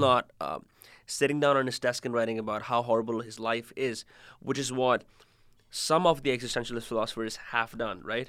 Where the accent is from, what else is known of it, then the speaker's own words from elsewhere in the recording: India; moved away; I'm from India